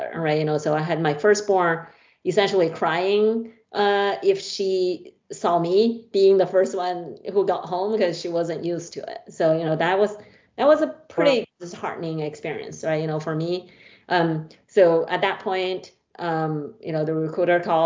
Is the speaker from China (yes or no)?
yes; China; moved away as an adult; now in United States; I grew up in a small town, small city in China